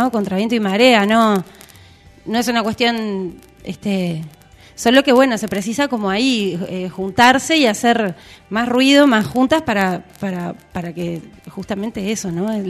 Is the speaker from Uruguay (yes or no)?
yes; Ciudad de la Costa, Canelones, Uruguay; Yo soy de Ciudad de la Costa, de Sangrilá. Este, del Shangri.